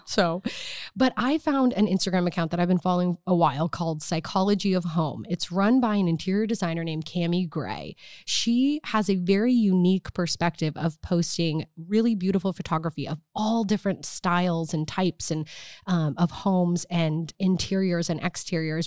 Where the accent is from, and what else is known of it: Nebraska, United States; born or raised there; moved away